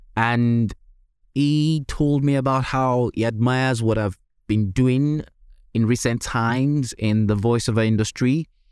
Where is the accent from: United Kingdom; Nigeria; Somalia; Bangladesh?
Nigeria; accent: Nigerian; my accent is originally typically Nigerian, or even say African.